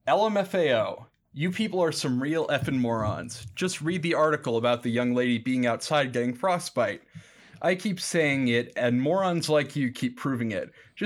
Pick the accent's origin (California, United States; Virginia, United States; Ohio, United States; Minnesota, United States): Minnesota, United States; St. Paul; And I was like, oh, I'm from St. Paul.